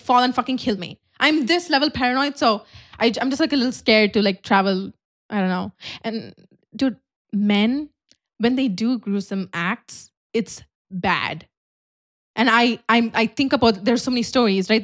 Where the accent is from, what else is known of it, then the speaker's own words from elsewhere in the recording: Dubai, United Arab Emirates; moved away; we come from Dubai